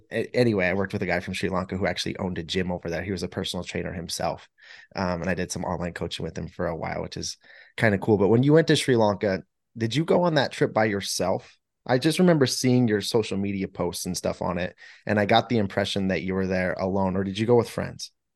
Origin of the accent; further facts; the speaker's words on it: United States; growing up in America